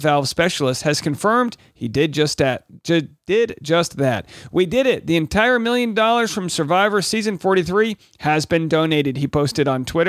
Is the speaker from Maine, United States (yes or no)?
no; Rhode Island, United States; my hometown in Rhode Island